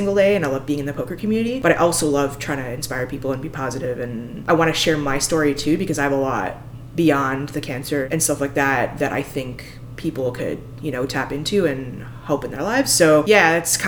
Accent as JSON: {"language": "English", "region": "Alberta", "country": "Canada", "said": "I come from Alberta in Canada"}